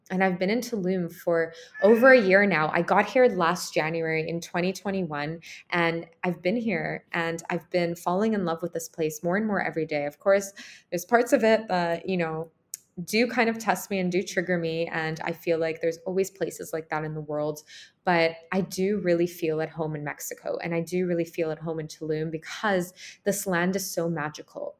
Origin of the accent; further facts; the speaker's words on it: Canada; moved away as an adult; also born or lived in Ukraine; I grew up in Ukraine. I left Ukraine when I was four. I moved to Canada with my mom, and that's where I grew up and I was raised.